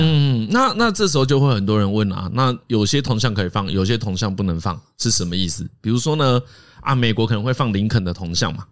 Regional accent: Taiwan; 我们台湾人

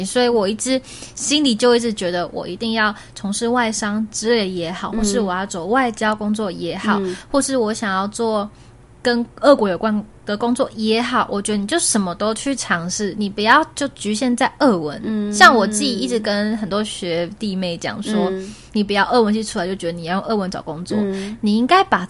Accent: Taiwan; 如果我都已经是台湾人了

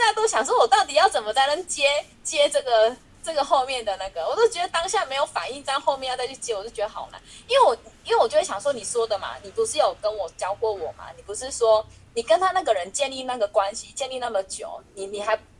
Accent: Changhua County, Taiwan; 因为我是彰化人，我一定有几几个彰化朋友

